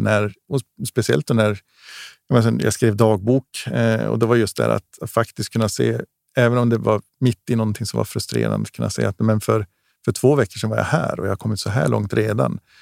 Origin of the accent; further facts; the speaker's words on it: Gällivare, Norrbotten County, Sweden; livet hemma i Gällivare, ute i skog och mark